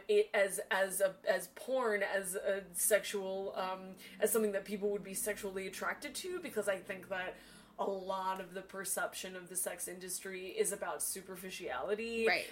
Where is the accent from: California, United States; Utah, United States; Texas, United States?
California, United States; Northern; I'm also from Northern California.